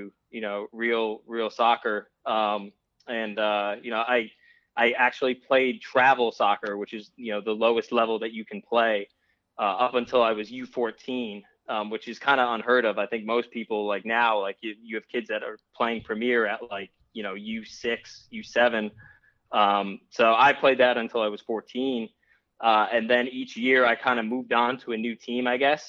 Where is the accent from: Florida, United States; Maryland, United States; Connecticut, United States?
Connecticut, United States; Trumbull; now in Charlotte, United States; I'm originally from Trumbull, Connecticut, the 203. I currently live in Charlotte, North Carolina